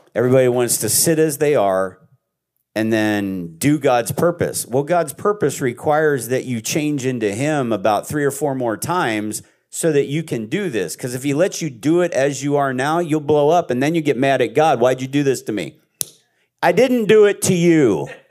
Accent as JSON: {"language": "English", "region": "Pennsylvania", "country": "United States", "said": "I'm from Pennsylvania in a, in a Amish area"}